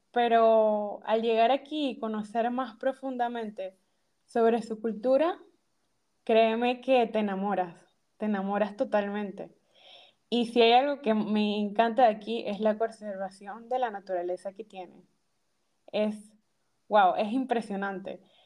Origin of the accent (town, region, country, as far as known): Panama; moved away as an adult; now in Rotterdam, Netherlands